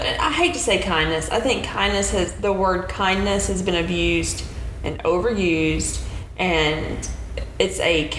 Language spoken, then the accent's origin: English; Midwest, United States; I'm from the Midwest